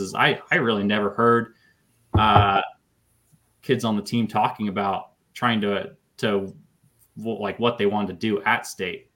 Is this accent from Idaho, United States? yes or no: yes; Gooding, Idaho, United States; now in Fairfield, United States; I grew up in Gooding. That's where I graduated from and lived till I went to college